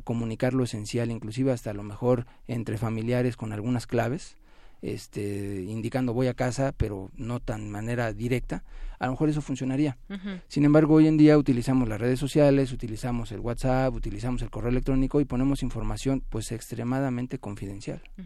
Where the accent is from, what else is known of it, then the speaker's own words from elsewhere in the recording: Mexico; nosotros como mexicanos